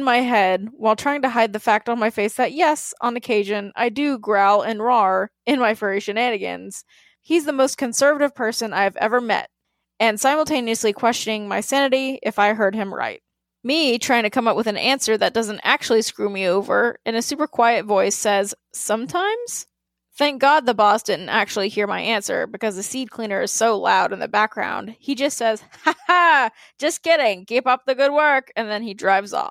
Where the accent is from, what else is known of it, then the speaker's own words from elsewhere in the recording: the South, United States; growing up in the South, I, I know exactly the kind of man that you just interacted with.